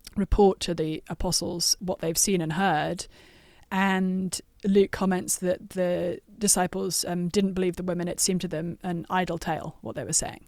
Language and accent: English; London, United Kingdom; moved away; also born or lived in Cambridge; Growing up in London and then going to, to Cambridge in the U K